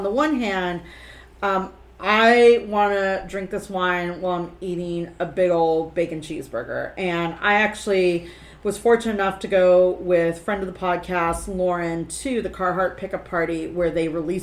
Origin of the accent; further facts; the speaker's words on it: Los Angeles, California, United States; I grew as a Angelino by birth, like we don't grow up with fucking seasons